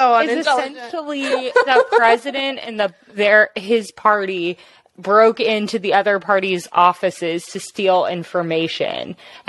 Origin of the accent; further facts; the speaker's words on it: United States; Like us, like we're American.